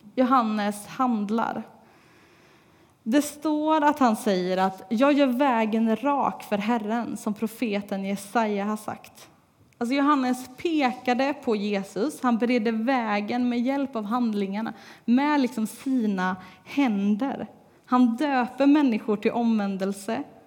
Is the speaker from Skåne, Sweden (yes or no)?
no; Tibro, Västra Götaland, Sweden; moved away as an adult; trots att jag inte har bott här på tre år så är det fortfarande Tibro och Lindgatan som är mitt hemma